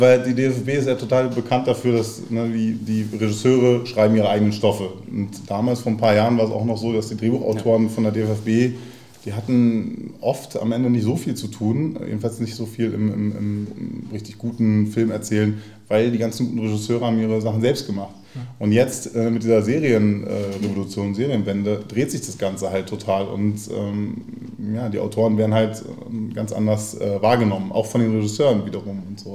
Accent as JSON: {"language": "German", "region": "Berlin", "country": "Germany", "tie": "born or raised there", "said": "ich bin in Neukölln in Gropiusstadt zur Schule gegangen. Also wer Gropiusstadt kennt, ist dann so ein bisschen, na, hat eben eine eigene Farbe. So ähm, in, in Neukölln und in Tempelhof aufgewachsen"}